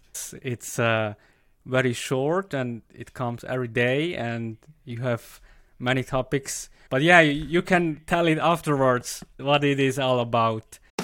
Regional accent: German-speaking Switzerland, Switzerland; English is a second language; I come from Switzerland, from the German speaking part of Switzerland.

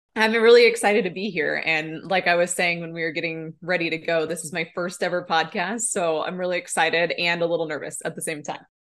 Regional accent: Nebraska, United States; now in Bozeman, United States; I am originally from Nebraska. That's where I grew up

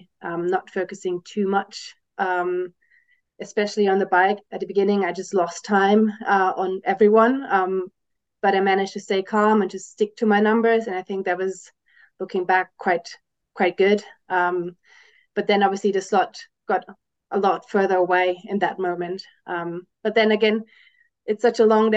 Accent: Germany; moved away as an adult; now in Switzerland; I was born and raised in Germany and I'm now living in Switzerland because my husband works here

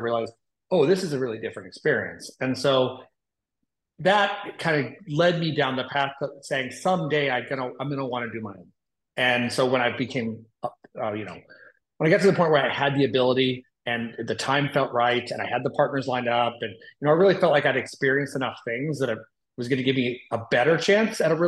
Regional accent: Austin, Texas, United States; moved away as an adult; also born or lived in Indianapolis, Indiana; now in Nashville, United States; So we had lived in Austin for quite a while. That's where I grew up. That's where I'm from

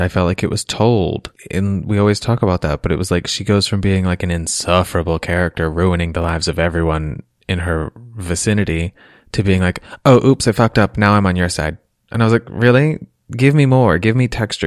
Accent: Lancaster, Pennsylvania, United States; I grew up mostly in Lancaster, Pennsylvania, amongst the Amish

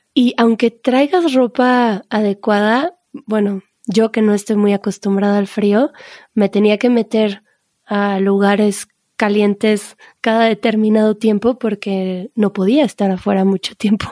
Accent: Mexico; como buenos mexicanos

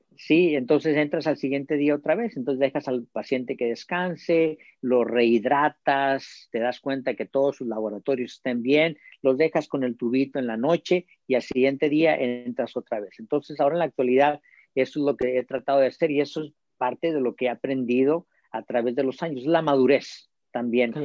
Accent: Mexico; moved away as an adult; now in United States; soy mexicano

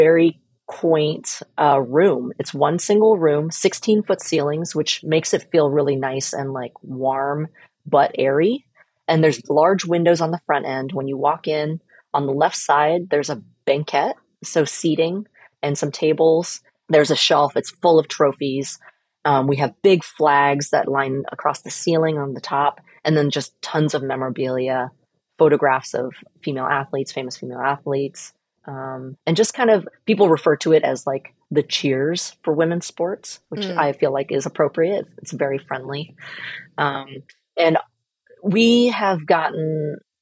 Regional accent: Portland, Oregon, United States; I was born and raised here in Portland

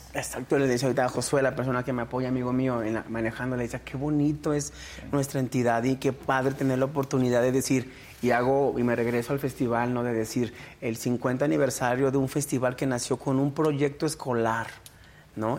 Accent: Guanajuato, Mexico; yo soy originario aquí de Guanajuato, pero orundio de una comunidad rural, de un ranchito chiquito, chiquito de San Diego, otro municipio de aquí de León

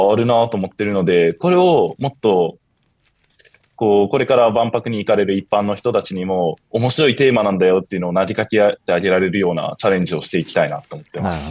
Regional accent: Shizuoka, Japan; moved away; 僕は静岡出身です。

